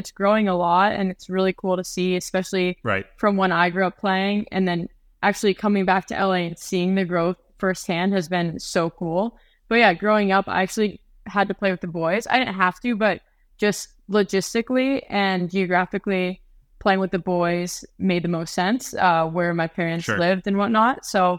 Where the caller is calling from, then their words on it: Sollefteå, Västernorrland County, Sweden; I'm recording live from Sweden right now, but a little north of Stockholm, actually quite a bit north of Stockholm in Sollefteå.